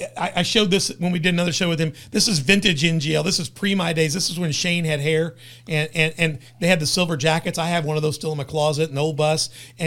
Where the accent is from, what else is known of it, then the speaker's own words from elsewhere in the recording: Memphis, Tennessee, United States; I came from Memphis, moved to Southern Illinois, started going to the Heron community.